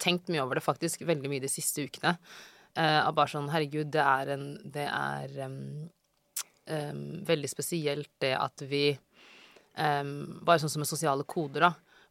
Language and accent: Norwegian; Oslo, Norway; moved away as an adult; also born or lived in Bøler, Oslo / Drammen / New York; Jeg er fra Ellingsrud. Mm -hmm. Flyttet dit i 2005, tror jeg. Mm -hmm. Så bodde, mm, altså sånn, bodde der mesteparten av min oppvekst